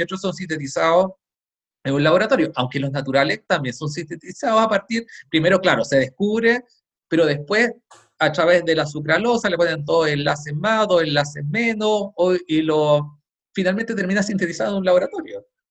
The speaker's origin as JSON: {"language": "Spanish", "country": "Chile", "said": "yo lo he visto en mi país"}